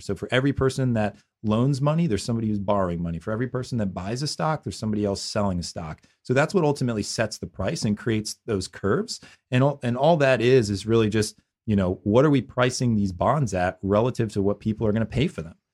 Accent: Philadelphia, Pennsylvania, United States; I grew up in Philadelphia

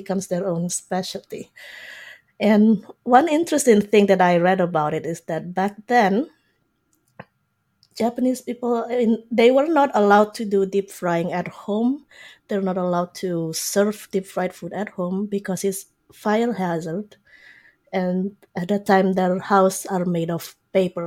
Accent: Indonesia; moved away as an adult; now in Canada; I grew up in Indonesia.

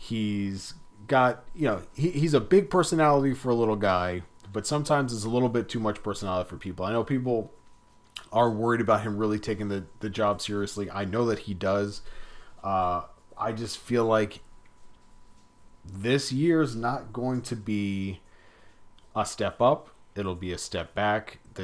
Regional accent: Florida, United States; we're South Florida guys. We grew up in Broward County.

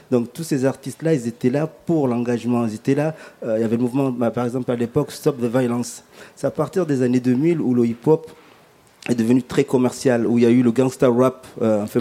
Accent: Comoros; Moi, par exemple, je viens de l'archipel des Comores, notamment en Afrique.

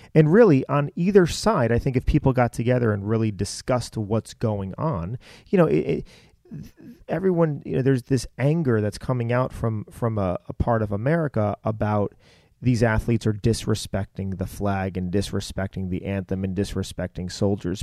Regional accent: United States; raised in this country

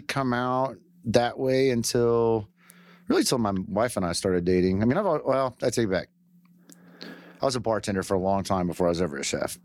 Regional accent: White Settlement, Texas, United States; also born or lived in Michigan / Keller, Texas / Fort Worth, Texas; I grew up White Settlement

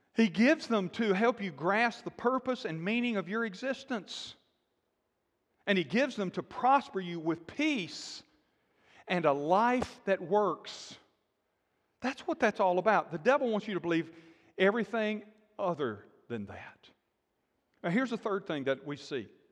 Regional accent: Alabama, United States; moved away as an adult; also born or lived in Texas / Florida / Georgia; I grew up in Alabama, been in Texas, lived in Texas, ministered in Florida and Georgia

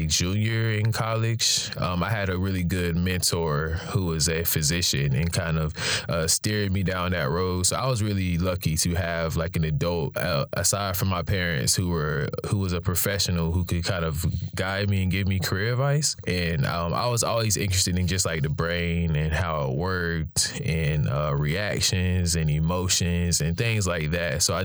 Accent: Raleigh, North Carolina, United States; I'm a Raleigh native.

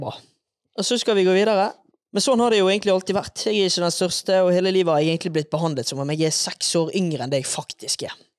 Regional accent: Bergen, Vestland, Norway; now in Oslo, Norway; Som dere kanskje hører, så er jeg bergenser.

